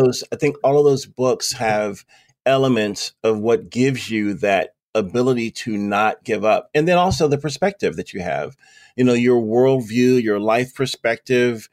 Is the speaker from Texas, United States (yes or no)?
no; Lynchburg, Virginia, United States; Lynchburg, my hometown, where I am right now